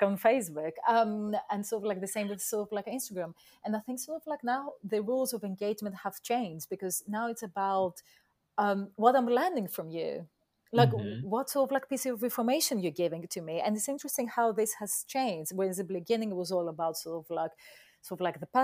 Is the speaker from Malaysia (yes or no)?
no; Athens, Attica, Greece; now in London, United Kingdom; I'm from Athens